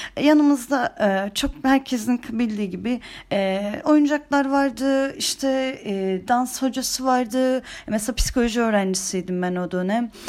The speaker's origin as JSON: {"language": "Turkish", "region": "Antalya", "country": "Turkey", "said": "Ama ben Antalyalıyım"}